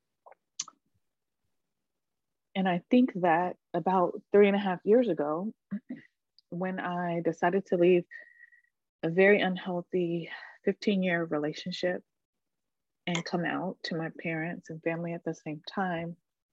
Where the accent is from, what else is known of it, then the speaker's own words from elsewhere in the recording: Charlotte, North Carolina, United States; now in Jersey City, United States; I was born and raised on Catawba and Sugary Land in what is known as Charlotte, North Carolina